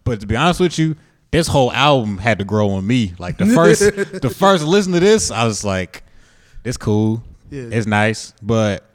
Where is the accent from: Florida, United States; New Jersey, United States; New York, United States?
Florida, United States; I'm from Florida